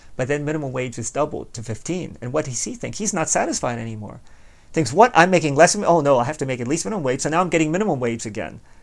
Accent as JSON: {"language": "English", "country": "United States", "said": "speaking as an American"}